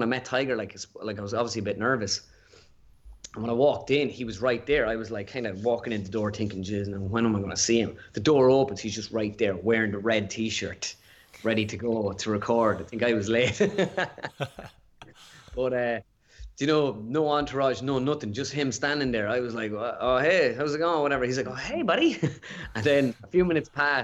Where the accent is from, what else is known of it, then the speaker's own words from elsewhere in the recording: Ireland; just being an Irish person